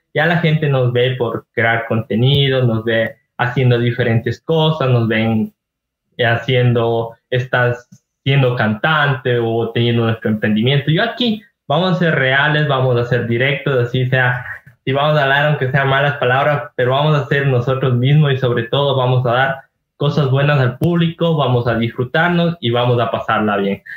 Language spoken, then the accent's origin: Spanish; Ibarra, Imbabura, Ecuador; soy de Ibarra, Imbaura.